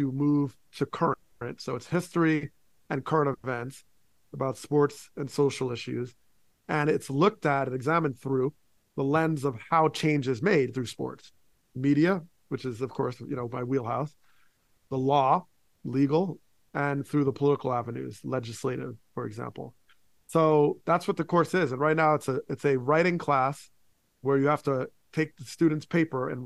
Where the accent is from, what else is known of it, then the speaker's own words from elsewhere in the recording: Teaneck, New Jersey, United States; We had a diverse community, and it certainly, like, TNEC had its issues. We know there was a shooting that would have been national news as a teenager got shot by a police officer in my hometown